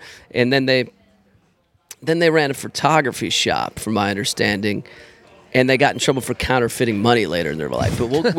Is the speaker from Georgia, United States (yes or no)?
yes; Georgia, United States; moved away as an adult; also born or lived in Chicago, Illinois / Los Angeles, California; now in New Orleans, United States; And my old man was from the south side of Chicago. lived there until I was a tyke, moved to Georgia, was raised there, started playing music in Georgia.